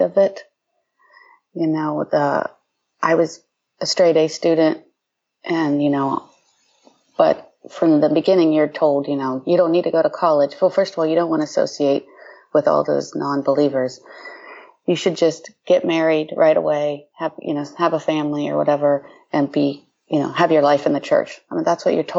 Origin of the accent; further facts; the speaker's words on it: Ohio, United States; I grew up in Ohio